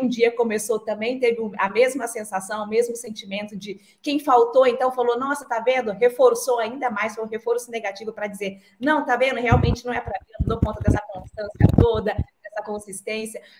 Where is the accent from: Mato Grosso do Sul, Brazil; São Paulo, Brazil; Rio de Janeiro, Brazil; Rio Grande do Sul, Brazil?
Mato Grosso do Sul, Brazil; Dourados; eu tive uma infância simples é, no interior do Mato Grosso do Sul. Eu nasci e me criei em Dourados que é a segunda maior cidade do nosso estado